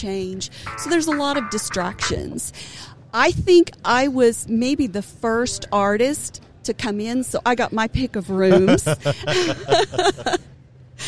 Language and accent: English; Enid, Oklahoma, United States; also born or lived in Dover, Oklahoma; now in Durant, United States; I'm from Northwest Oklahoma